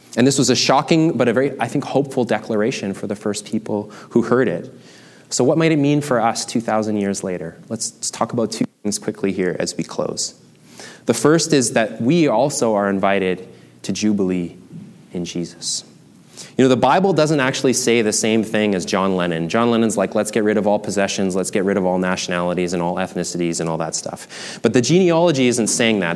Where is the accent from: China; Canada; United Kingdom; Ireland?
Canada; I am a Canadian, German, Chinese male